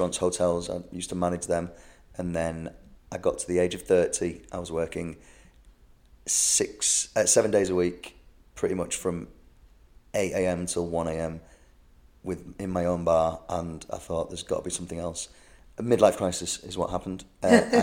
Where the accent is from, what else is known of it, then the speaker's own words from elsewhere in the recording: England, United Kingdom; I am from England